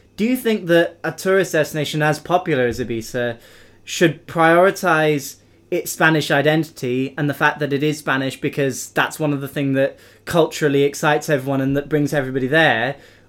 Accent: United Kingdom; I mean, for us, we're British, traveling outside the UK can be quite a big deal

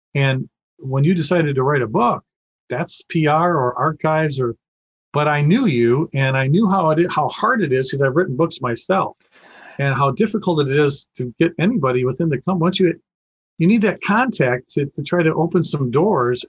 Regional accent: Detroit, Michigan, United States; being a car guy in Detroit and uh, growing up in Detroit

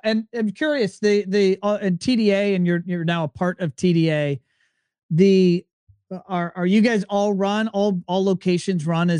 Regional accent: Virginia, United States; I'm from Virginia

